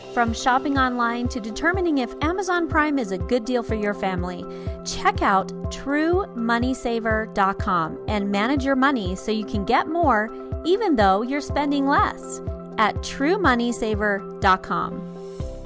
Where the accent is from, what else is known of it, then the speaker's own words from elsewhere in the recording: the South, United States; I'm from the South